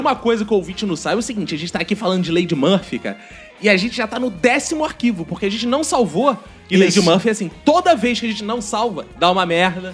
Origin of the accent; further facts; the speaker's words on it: Jacarepaguá, Rio de Janeiro, Brazil; eu sou do interior de Jacarepaguá